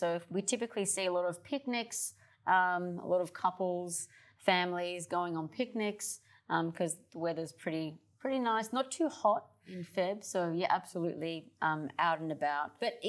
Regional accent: Australia; I'm from Australia.

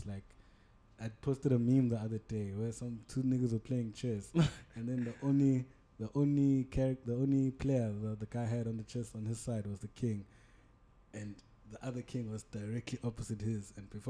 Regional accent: Durban, KwaZulu-Natal, South Africa; growing up in Durban

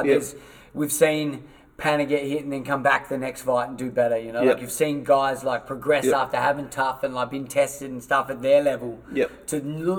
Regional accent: Paralowie, South Australia, Australia; We're from Paralowie.

